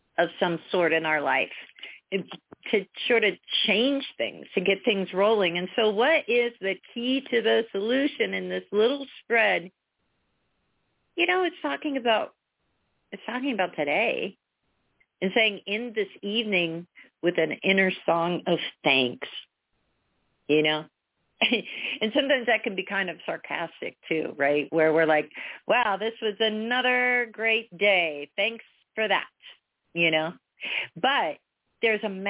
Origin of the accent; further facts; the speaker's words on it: Pennsylvania, United States; moved away; from Pennsylvania originally